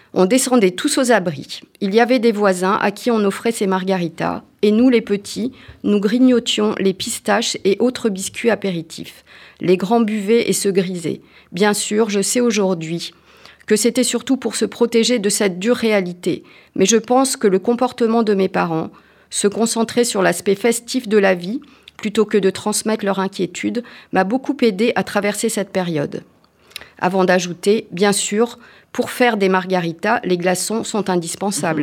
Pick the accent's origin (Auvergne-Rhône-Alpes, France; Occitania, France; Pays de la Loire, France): Auvergne-Rhône-Alpes, France; je suis auvergnat, j'adore le saucisson et l'aligot